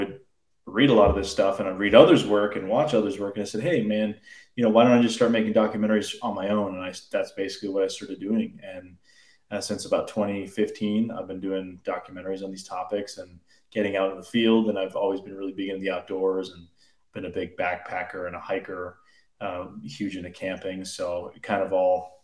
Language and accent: English; New England, United States; where I grew up in the New England area